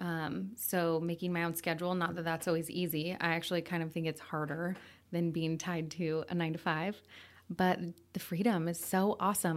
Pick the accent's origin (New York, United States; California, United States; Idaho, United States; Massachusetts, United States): Idaho, United States; Coeur d'Alene; also born or lived in Sandpoint, Idaho; I grew up here, born and raised